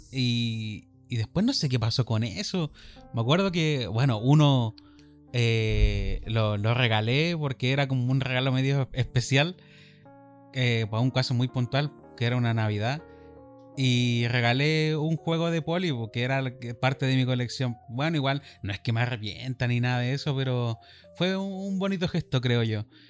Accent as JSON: {"language": "Spanish", "town": "Iquique", "region": "Tarapacá", "country": "Chile", "said": "somos de Iquique. Chile, norte de Chile"}